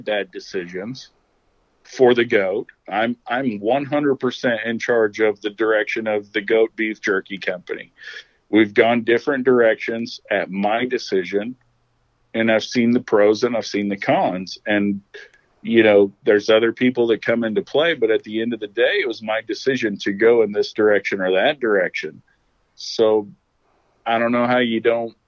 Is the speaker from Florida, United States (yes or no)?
no; Oklahoma, United States; moved away; I'm from Oklahoma